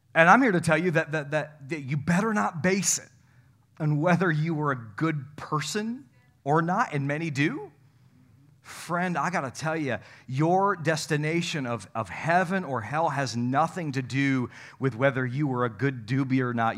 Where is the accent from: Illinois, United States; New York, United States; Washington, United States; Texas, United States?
New York, United States; North Country; moved away; I come from the North Country